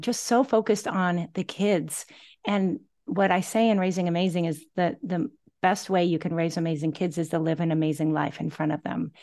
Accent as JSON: {"language": "English", "town": "Gig Harbor", "region": "Washington", "country": "United States", "tie": "born or raised there", "moved": "as an adult", "lives_now": "Oahu, United States", "said": "I'm originally from the Pacific Northwest, My hometown is Gig Harbor, Washington"}